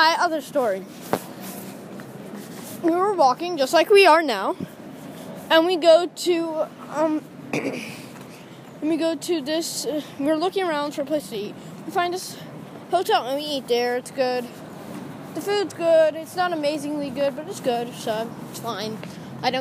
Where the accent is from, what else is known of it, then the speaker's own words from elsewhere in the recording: New York, United States; moved away; I'm a New Yorker